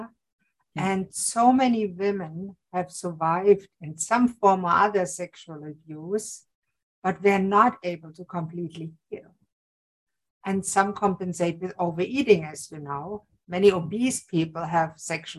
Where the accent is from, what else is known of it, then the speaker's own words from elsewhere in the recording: Germany; now in Canada; I'm originally from Germany